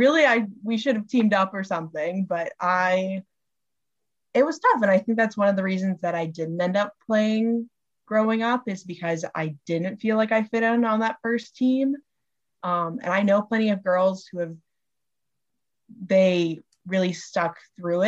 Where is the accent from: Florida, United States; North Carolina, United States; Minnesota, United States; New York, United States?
Minnesota, United States; I grew up in Minnesota, that's how I became a Minnesota Wild fan